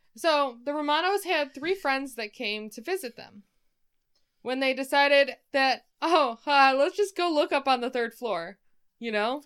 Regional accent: Michigan, United States

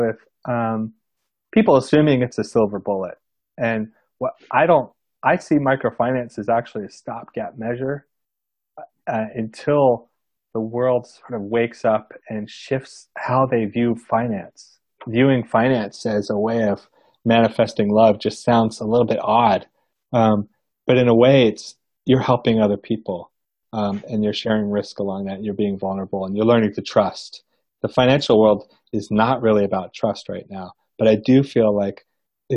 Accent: United States; being an American

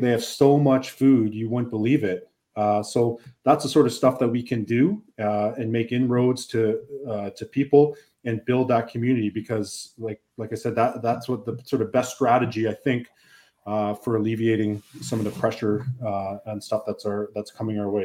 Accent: Canada; us as Canadian citizens

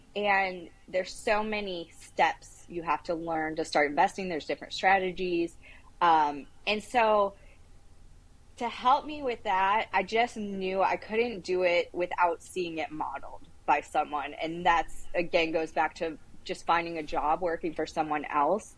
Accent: Toledo, Ohio, United States; I grew up in Toledo, Ohio. So I'm a Midwestern girl

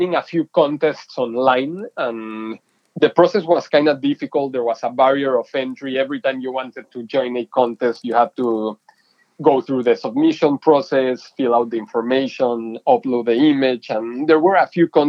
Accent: Mexico City, Mexico; moved away as an adult; now in San Diego, United States; I'm originally from Mexico City. I was born and raised there and then moved to college to San Diego, to the University of San Diego, and never left San Diego

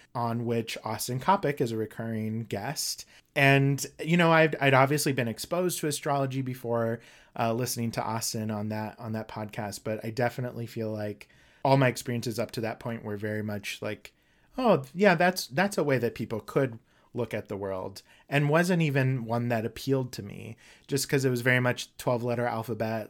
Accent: Durango, Mexico; now in St. Paul, United States; I was actually born in Mexico

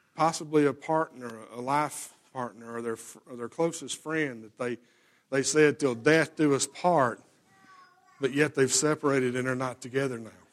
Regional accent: Alabama, United States; we lived out in the country and, yes, I, you know, we're, we're from Alabama

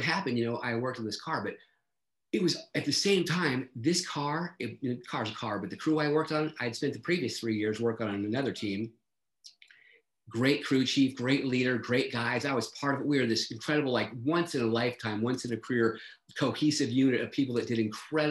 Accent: San Diego, California, United States; I grew up in San Diego.

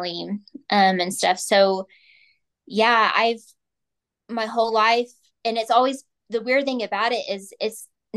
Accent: Oklahoma, United States; I'm from Oklahoma

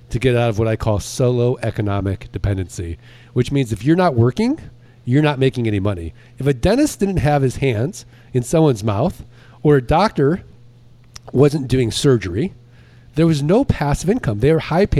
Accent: St. Louis, Missouri, United States; I'm from St. Louis, Missouri. I'm from the show me state

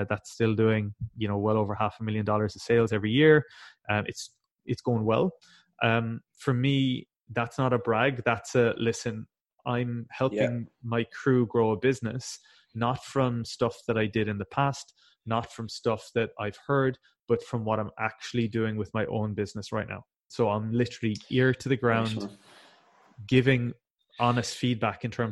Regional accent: West Cork, Munster, Ireland; I'm from a very rural part of Ireland. I'm from West Cork

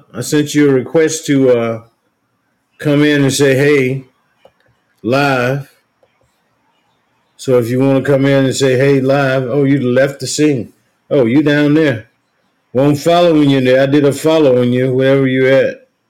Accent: Morton, Mississippi, United States; I'm from Morton, Mississippi.

